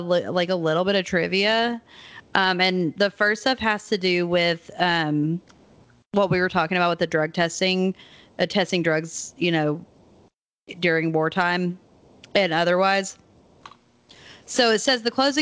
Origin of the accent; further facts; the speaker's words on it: Maryville, United States; my hometown of Maryville